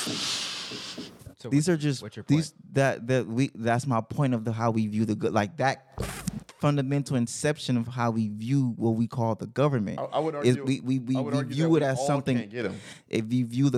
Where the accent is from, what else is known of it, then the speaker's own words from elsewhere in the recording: United States; We are Americans